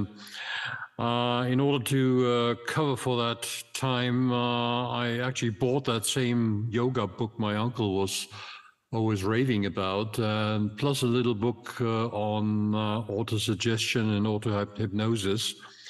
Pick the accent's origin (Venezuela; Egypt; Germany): Egypt; born there; English is a second language; I was born back in 1952 in Egypt, and Heliopolis is actually today, it's just a neighborhood of Cai